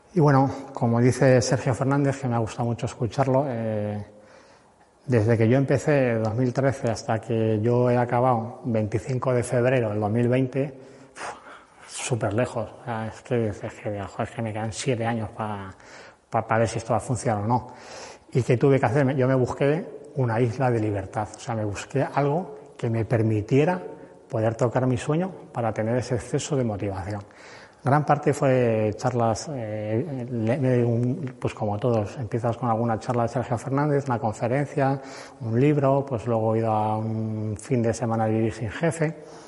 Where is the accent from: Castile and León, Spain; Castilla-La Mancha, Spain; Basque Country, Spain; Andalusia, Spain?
Castilla-La Mancha, Spain; Cuenca; Yo soy de Cuenca